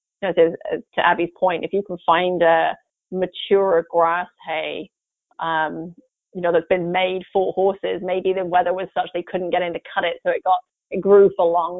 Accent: England, United Kingdom; moved away; I grew up in England

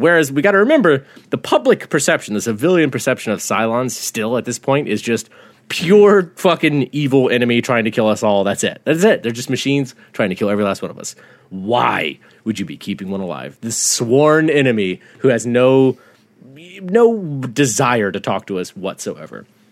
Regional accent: the South, United States; growing up in the South

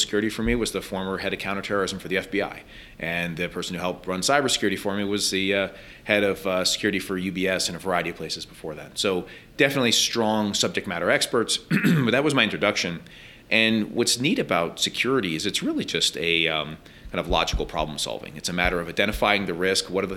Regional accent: East Coast, New York, United States; moved away as an adult; also born or lived in Baltimore, Maryland / Washington, District of Columbia, United States / Connecticut; now in Denver, United States; born and raised on the East Coast and spent most of my life living in New York, Baltimore, DC, Connecticut

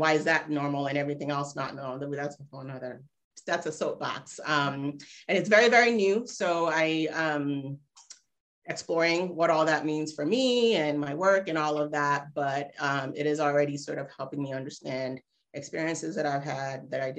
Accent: Cincinnati, Ohio, United States; also born or lived in Nigeria; now in Ghana; from fifth grade on, I was back in the States, in Ohio, actually. So I'm a Midwesterner

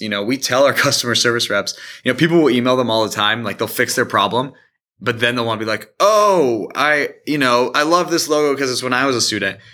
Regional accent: Indiana, United States; also born or lived in Michigan; I grew up here in Indiana, also in Michigan for a while

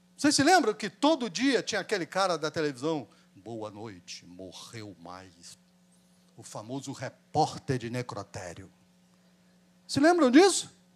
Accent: Brazil; Nós somos brasileiros

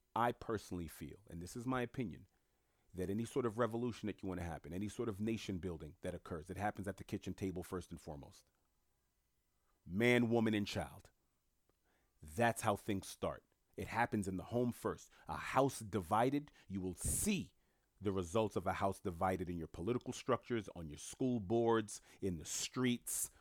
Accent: New York City, New York, United States; also born or lived in Italy; I'm born and raised in Queens

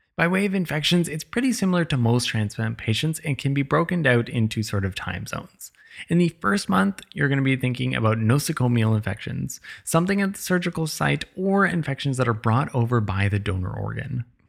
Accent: Canada; I'm Canadian

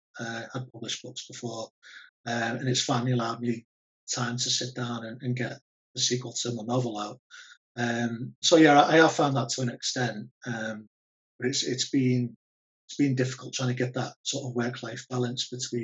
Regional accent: Liverpool, North West England, United Kingdom; accent: Scouse; Liverpool. I think my accent's weird because I've travelled for so long, I tend to flatten my accent when I'm talking to different people.

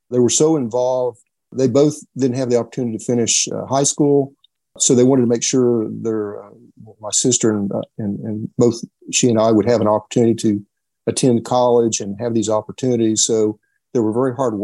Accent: Elk City, Oklahoma, United States; Elk City, Oklahoma, my hometown

